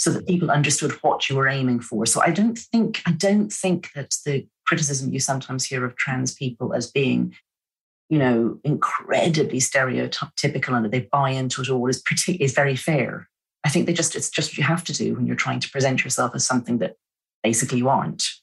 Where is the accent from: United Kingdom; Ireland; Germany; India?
Ireland; moved away; also born or lived in São Paulo, Brazil; I'm Irish.